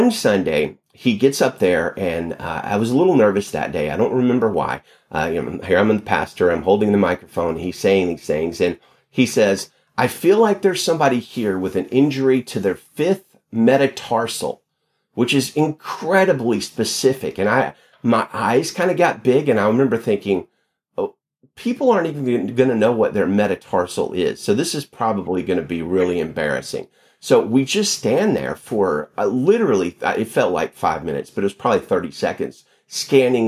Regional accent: Alabama, United States; moved away as an adult; also born or lived in Pinson, Alabama; now in Salinas, United States; I grew up in Alabama, lived in Alabama in the South all my life until just about 4 years ago when I moved out here to pastor a church in Salinas

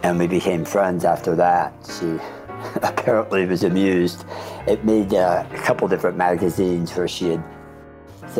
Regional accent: Florida, United States; moved away as an adult; now in New York, United States; I grew up in Florida and then moved back to New York

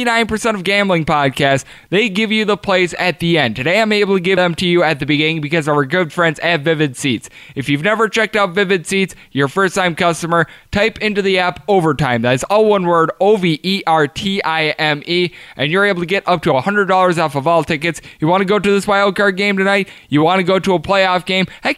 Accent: Wisconsin, United States; a gentleman born and raised in Wisconsin

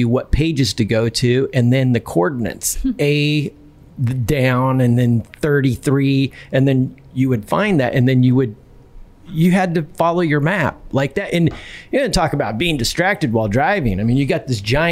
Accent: West Coast, United States; now in Nashville, United States; I grew up on the West Coast

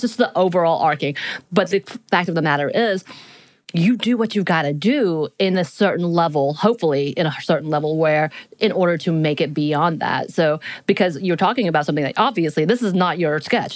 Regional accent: Appalachian Mountains, United States; moved away; I live in a mountain town. So I'm at the foothills of the Appalachian Mountains.

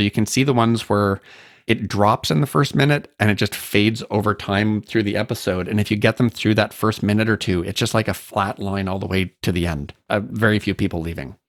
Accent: Canada; So I'm Canadian.

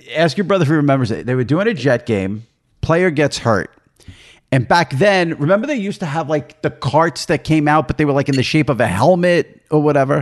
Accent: New York, United States; as a New Yorker

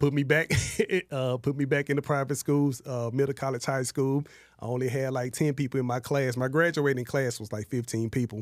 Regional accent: Dallas, Texas, United States; I grew up in Oak Cliff and West Dallas projects

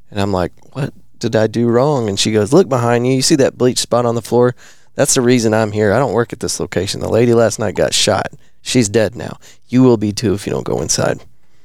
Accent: Texas, United States; Well, we're Texan.

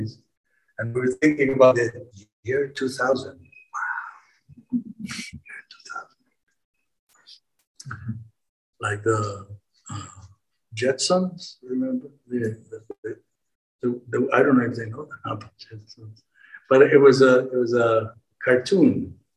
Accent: Israel; I'm coming from a Jewish family. I was born in Israel, and at the age of 18, 19

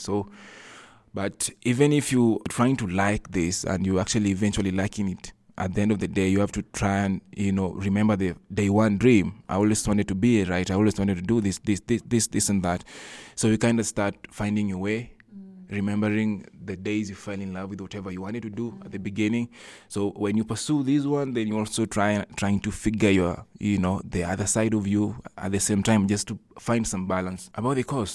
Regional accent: Ndhiwa, Homa Bay County, Kenya; I was born in Ndiwa with my twin brother.

